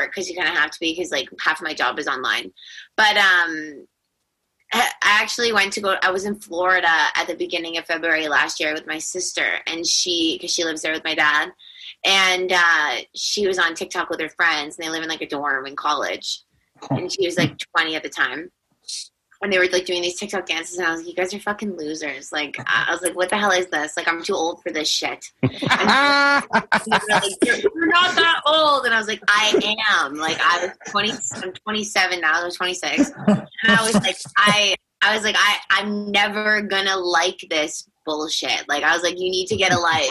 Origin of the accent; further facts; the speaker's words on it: Toronto, Ontario, Canada; also born or lived in Niagara Falls; And I loved growing up in Toronto. I went to high school there, elementary school, and then I moved away to Niagara Falls when I was 18 to go to school.